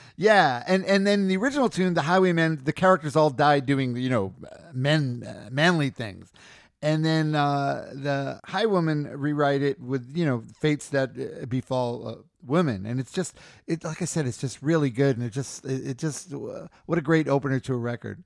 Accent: New York City, New York, United States; I'm from New York. I'm from Queens

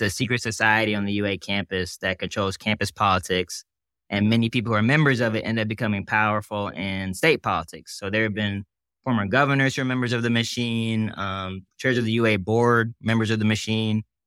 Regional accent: Montgomery, Alabama, United States; moved away as an adult; I was born in Montgomery, lived there until eighteen

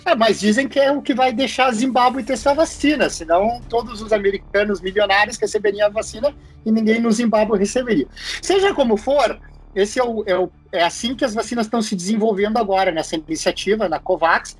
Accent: Buenos Aires, Argentina; moved away; eu sou de Buenos Aires, eu sou portenho

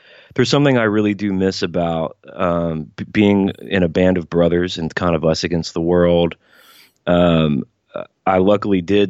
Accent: Birmingham, Alabama, United States; moved away as an adult; now in Nashville, United States; I grew up in Birmingham, Alabama

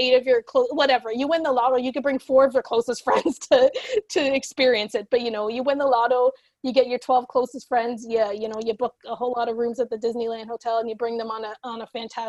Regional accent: East Coast, Canada; we're on the East Coast and we're Canadian

